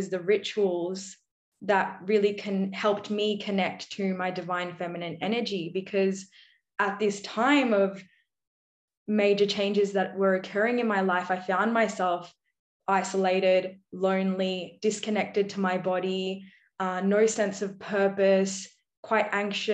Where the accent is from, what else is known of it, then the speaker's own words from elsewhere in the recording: Australia; my background being Indian and I'm Aussie born. So between Australian and Indian culture, I felt very stuck